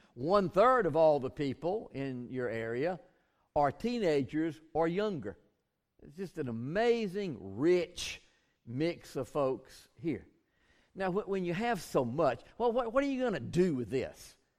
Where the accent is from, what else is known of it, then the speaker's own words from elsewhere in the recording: Bainbridge, Georgia, United States; I grew up in Bainbridge, George